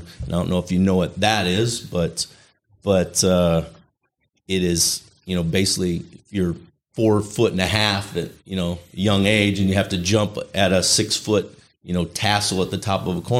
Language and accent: English; Chicago, Illinois, United States; moved away as an adult; Yeah, I was born in Illinois, lived numerous places throughout the Chicagoland area. So I was there till I was about 20, 23 years old.